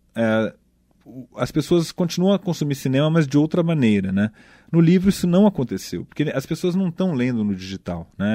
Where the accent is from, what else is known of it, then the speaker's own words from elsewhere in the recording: São Paulo, Brazil; cresci ali em Perdizes, perto do Pacaembu e tal, classe média alta de, de São Paulo